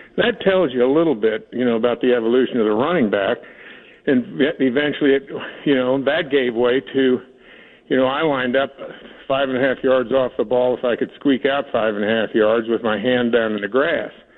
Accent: Northeast Kansas, United States; moved away; I grew up in Northeast Kansas

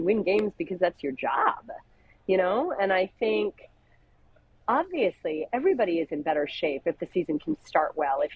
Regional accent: New Jersey, United States; I'm an Indian girl from Jersey

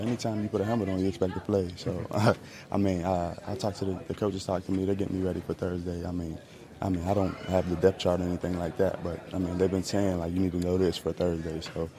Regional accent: West Virginia, United States; I'm from the Midwest East Coast area. So I'm from West Virginia.

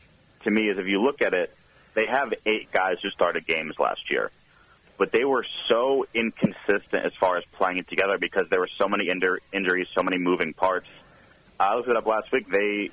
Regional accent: Connecticut, United States; I'm from Connecticut, and I went to Maryland, so I hadn't seen real college football.

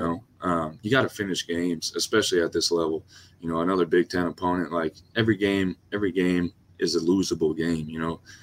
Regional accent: Louisiana, United States; moved away; I'm from Louisiana

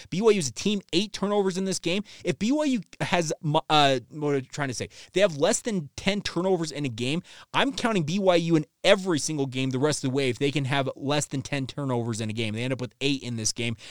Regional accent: Orem, Utah, United States; I was born and raised here.

